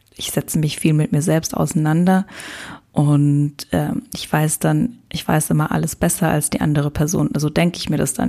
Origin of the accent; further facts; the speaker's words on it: Luxembourg; moved away as an adult; also born or lived in Lisbon; meinen Freundeskreis aus meiner Heimat, aus Luxemburg, habe ich ganz liebe, ganz tolle Freunde, die ich auch schon ganz lange kenne